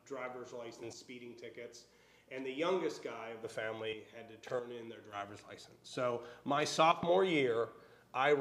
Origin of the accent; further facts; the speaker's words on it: Winston-Salem, North Carolina, United States; also born or lived in Philadelphia; I'm from Winston-Salem